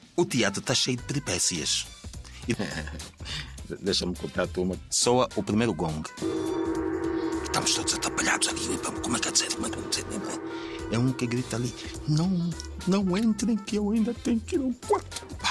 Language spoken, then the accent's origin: Portuguese; Angola; moved away as an adult; Eu, eu, sou proveniente do, de Angola, portanto, do teatro de Angola